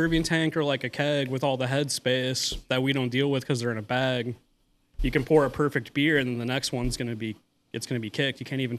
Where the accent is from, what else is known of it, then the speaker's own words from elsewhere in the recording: Iowa City, Iowa, United States; moved away as an adult; also born or lived in North Charleston, South Carolina; now in Charleston, United States; I've lived here for 10 years, but I'm from Iowa originally.